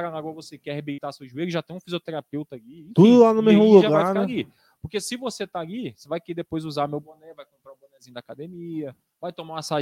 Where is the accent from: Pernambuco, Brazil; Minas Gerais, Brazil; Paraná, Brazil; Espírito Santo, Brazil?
Espírito Santo, Brazil; Marechal Floriano; eu sou de Marechal Floriano, né? E trabalho aqui em Campinas já tem mais de 10 anos.